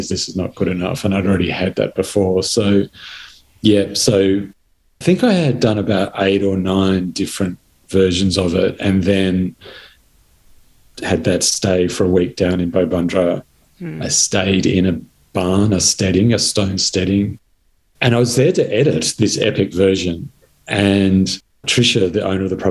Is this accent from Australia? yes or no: yes; Blue Mountains, New South Wales, Australia; my childhood growing up in the Blue Mountains